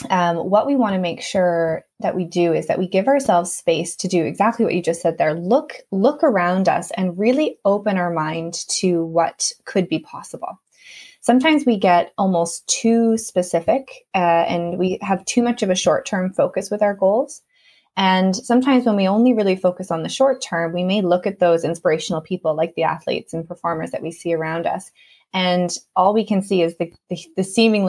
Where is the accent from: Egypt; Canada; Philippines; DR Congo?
Canada; moved away as an adult; now in Ireland; I am originally from Canada, but I've been living in Ireland for the past 3 years